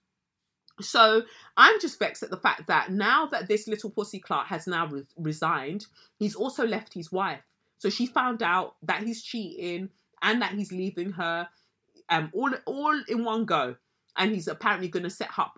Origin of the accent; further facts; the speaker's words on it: United Kingdom; we as the British public